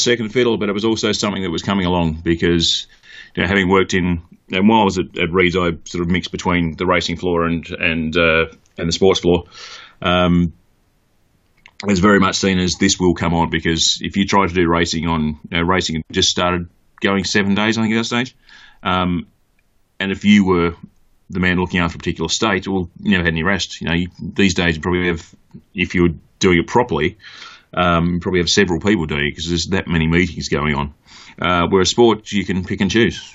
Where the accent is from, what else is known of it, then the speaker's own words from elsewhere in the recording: Mount Gambier, South Australia, Australia; moved away as an adult; now in United Kingdom; grew up in country South Australia, a place called Mount Gambier, which is halfway between Melbourne and Adelaide